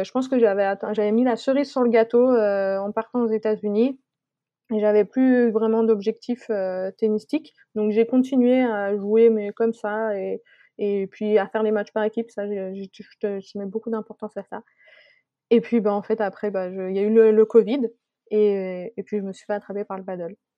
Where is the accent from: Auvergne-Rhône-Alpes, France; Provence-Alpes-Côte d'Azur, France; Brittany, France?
Auvergne-Rhône-Alpes, France; Savoy; moved away as an adult; also born or lived in Abilene, Texas; je suis savoyarde et j'ai besoin de, de montagnes.